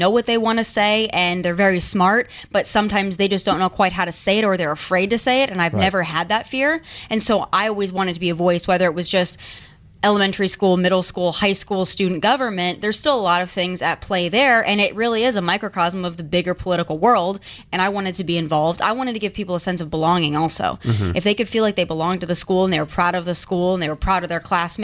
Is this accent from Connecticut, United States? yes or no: no; Rapid City, South Dakota, United States; moved away as an adult; my hometown is about 70,000 people, and that's the second largest city in the state of South Dakota